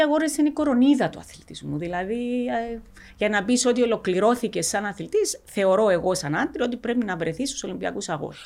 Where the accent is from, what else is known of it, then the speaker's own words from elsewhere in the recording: Xylotymbou, Larnaca District, Cyprus; also born or lived in Achna; στο χωριό, στη ξυλωτή που, που μέναμε, αν και είμαστε πρόσφυγες από την Άχνα